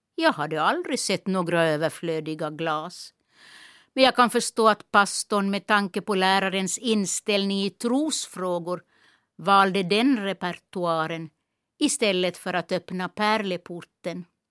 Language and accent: Swedish; Kiskis, Esse, Ostrobothnia, Finland; accent: Esse dialect; first language Esse dialect (Swedish); moved away as an adult; also born or lived in Nykarleby / Stockholm; min lärare i byskolan hemma i Kisk